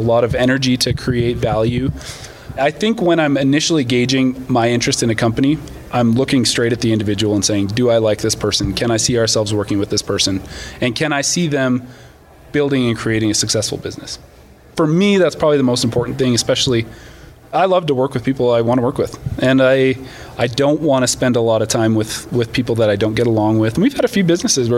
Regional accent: Canada; moved away as an adult; now in United States; I'm actually Canadian. I moved down to the States about 10 years ago.

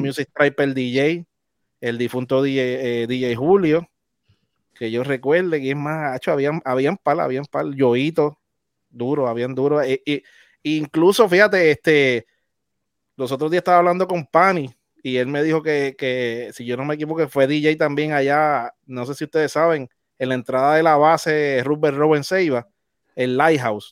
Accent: Naguabo, Puerto Rico; yo soy del área este, del pueblo de Naguabo

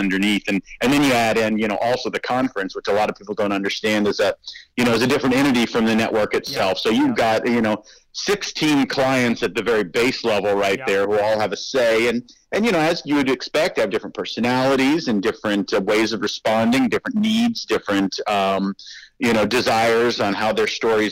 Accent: Middle Tennessee, United States; moved away as an adult; also born or lived in Chicago; now in West Michigan, United States; I'm from Middle Tennessee

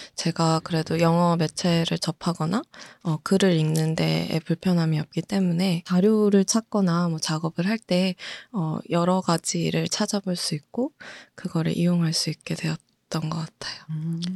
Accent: South Korea; also born or lived in United States; 한국에 들어와서 초등학교, 중학교, 고등학교 다 졸업하고

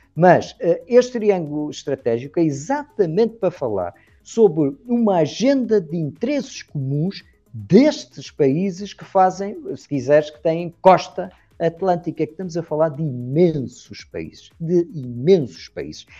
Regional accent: Madeira, Portugal; Madeira, que fica mais abaixo junto da costa africana, de onde eu sou

